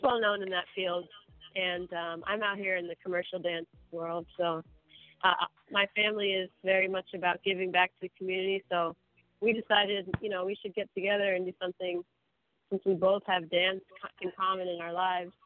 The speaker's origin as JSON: {"language": "English", "region": "Maryland", "country": "United States", "also_born_or_lived": "Brooklyn, New York", "moved": "yes", "lives_now": "Los Angeles, United States", "said": "I'm originally from Maryland. Um, but I claim New York. Mm. I, I lived in mm. Brooklyn for about nine years. I, I feel like I grew up there"}